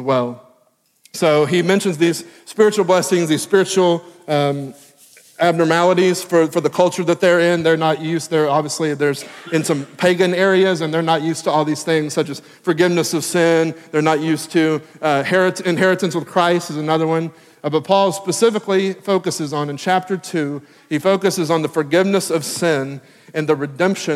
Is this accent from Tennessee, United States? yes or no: yes; Tennessee, United States; moved away as an adult; also born or lived in Texas; now in Maryland, United States; I am from Tennessee